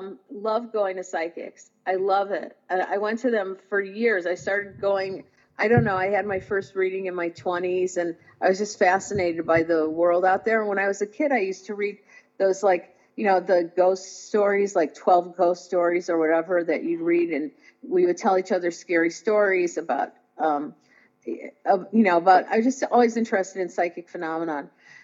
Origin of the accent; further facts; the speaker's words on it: Indiana, United States; now in Los Angeles, United States; And I came to Los Angeles from Indiana to do that.